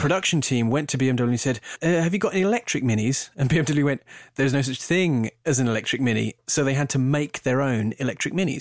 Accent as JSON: {"language": "English", "country": "United Kingdom", "said": "I'm, I'm British"}